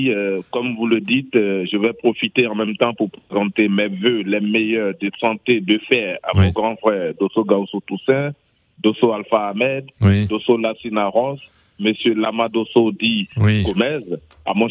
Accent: Côte d’Ivoire; comme on dit chez nous en Côte d'Ivoire.

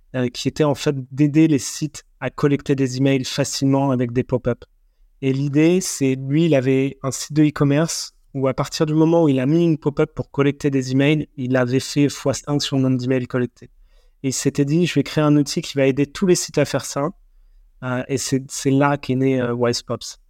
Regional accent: France; en tant que Français

